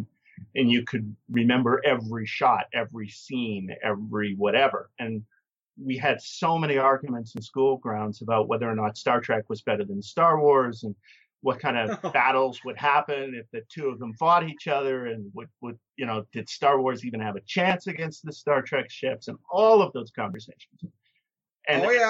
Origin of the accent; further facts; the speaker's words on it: Canada; And I'm a Canadian